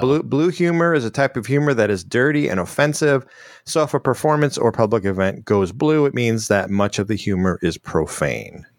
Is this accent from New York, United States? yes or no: no; Chicago, Illinois, United States; I grew up in Chicago